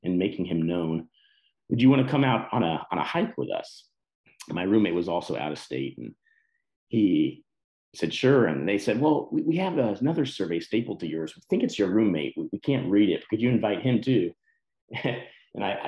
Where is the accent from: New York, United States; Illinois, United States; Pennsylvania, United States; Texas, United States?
Texas, United States; moved away as an adult; also born or lived in Colorado; I grew up in Texas